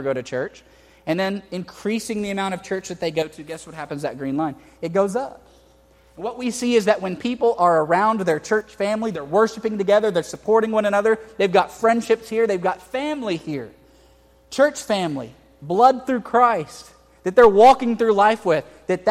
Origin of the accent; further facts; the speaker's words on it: Houston, Texas, United States; also born or lived in Harlingen, Texas; I grew up in Houston.